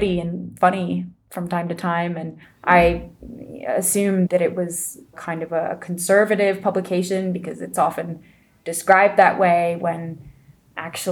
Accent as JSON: {"language": "English", "country": "United States", "said": "as an American"}